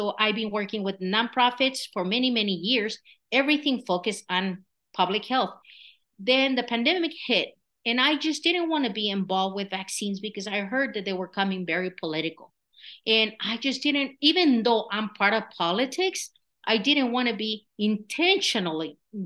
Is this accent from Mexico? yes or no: yes; Michoacán, Mexico; English is a second language; moved away as an adult; now in Colorado, United States; I was born and raised in Michoacan, Mexico